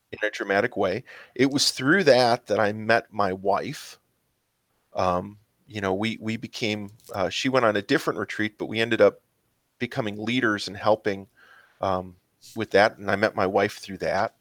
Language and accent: English; Mount Prospect, Illinois, United States; I grew up in Mount Prospect, Illinois